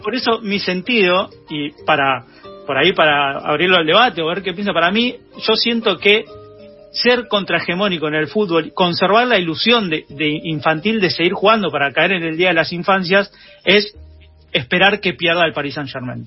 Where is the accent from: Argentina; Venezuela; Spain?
Argentina